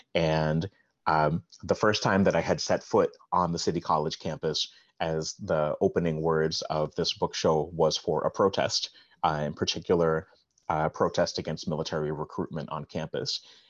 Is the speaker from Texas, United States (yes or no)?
yes; Texas, United States; also born or lived in Baltimore, Maryland / Uptown Manhattan; now in New York City, United States; I was born in Baltimore, Maryland, and spent several childhood years in Uptown Manhattan. Both of my parents were born and raised in the Bronx. I spent some time growing up in Texas into early adulthood, but have resided in New York City for over half of my life.